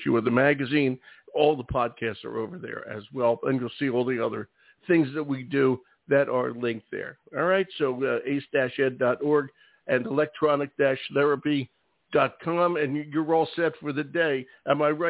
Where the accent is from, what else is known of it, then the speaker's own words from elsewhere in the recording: Philadelphia, Pennsylvania, United States; now in Maine, United States; I grew up in Philadelphia